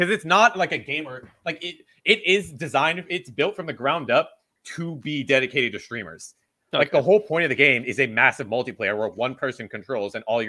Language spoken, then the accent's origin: English; United States; as an American